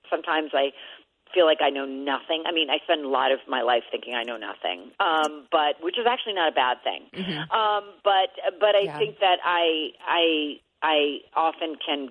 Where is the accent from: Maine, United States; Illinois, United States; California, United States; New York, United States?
New York, United States; New York City; I grew up born and raised in Manhattan